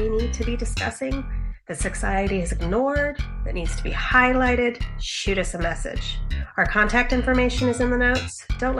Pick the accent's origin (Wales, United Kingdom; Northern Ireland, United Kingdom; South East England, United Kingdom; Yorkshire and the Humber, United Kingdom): Wales, United Kingdom; I'm Welsh.